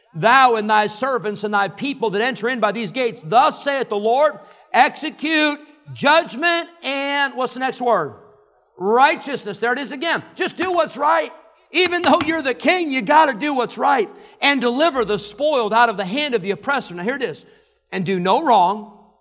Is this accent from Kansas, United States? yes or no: no; Illinois, United States; moved away as an adult; also born or lived in California; now in Roanoke Rapids, United States; I grew up in Illinois